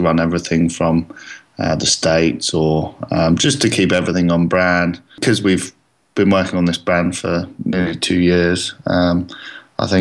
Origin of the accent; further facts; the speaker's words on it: England, United Kingdom; now in Australia; I'm English